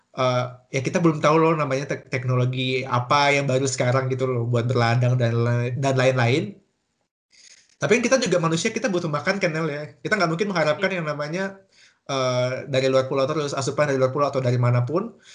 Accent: Kalimantan, Indonesia; moved away as an adult; also born or lived in Germany; sebagai orang Kalimantan sendiri. Emang aku bukan orang Kalimantan Selatan

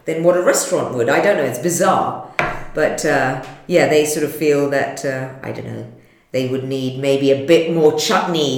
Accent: London, United Kingdom; I was born in London.

